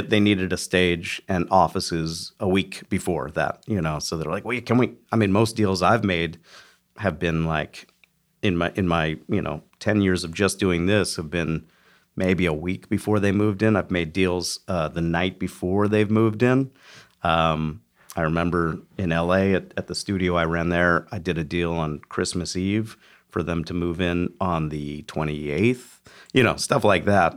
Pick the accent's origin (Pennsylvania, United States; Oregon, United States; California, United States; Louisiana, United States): Pennsylvania, United States; Philadelphia; moved away; I grew up in, in Philly